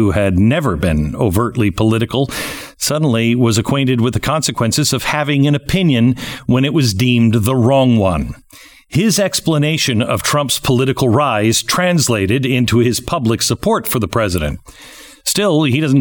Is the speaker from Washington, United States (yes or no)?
yes; Seattle, Washington, United States; moved away; I grew up in Seattle, and I absolutely love that climate